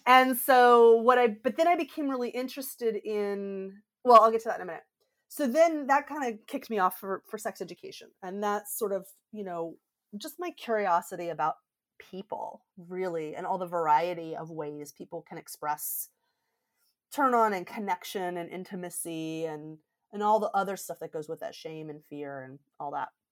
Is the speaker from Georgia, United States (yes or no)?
yes; Georgia, United States; moved away; I grew up in Georgia